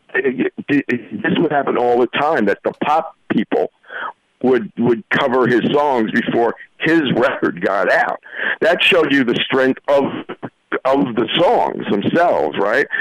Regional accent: New York, United States; I grew up in New York, and we had our own, you know, we had our own things going on there

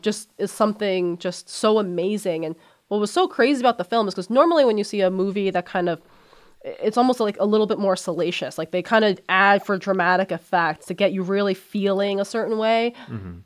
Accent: United States; also born or lived in China; Even though I was born in China, I grew up in America, mm-hmm. so I'm pretty much American

